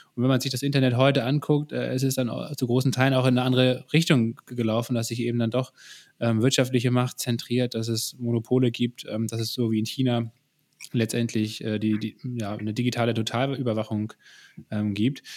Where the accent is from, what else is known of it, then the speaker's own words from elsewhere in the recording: Germany; bei uns in Deutschland